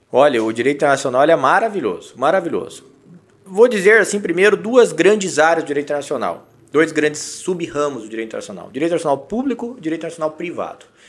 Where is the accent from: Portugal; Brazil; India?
Brazil; nós temos que, que saber lidar com a nossa cultura enquanto brasileiros